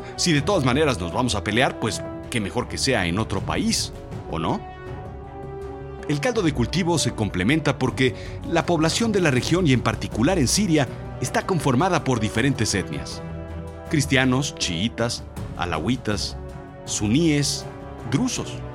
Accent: Mexico

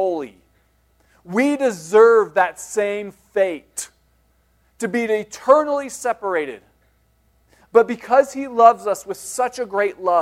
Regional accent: Denver, Colorado, United States; I grew up in Denver

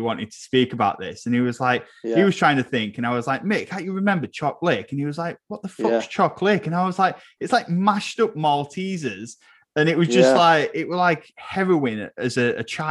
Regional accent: Old Goole, Yorkshire and the Humber, United Kingdom; I grew up mostly in Old Ghoul

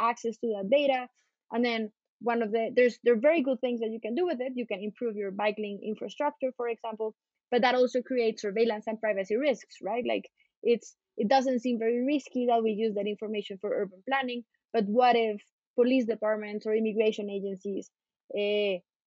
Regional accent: Bogota, Colombia; I'm a Colombian lawyer. I grew up in Colombia, in Bogota

